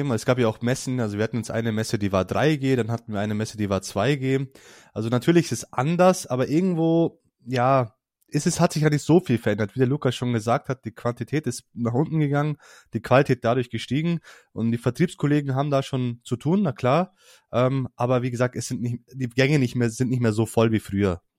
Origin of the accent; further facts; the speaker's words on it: Hesse, Germany; jetzt für mich als